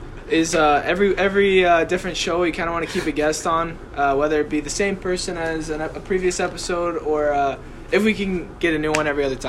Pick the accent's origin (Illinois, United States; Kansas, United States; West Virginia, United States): Kansas, United States; Yeah, I was born in Kansas, been a Kansas guy my entire life.